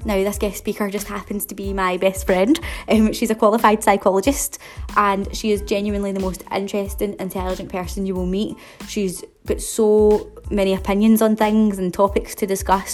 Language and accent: English; Glasgow, Scotland, United Kingdom; in case you haven't been able to tell from my accent, I'm from Glasgow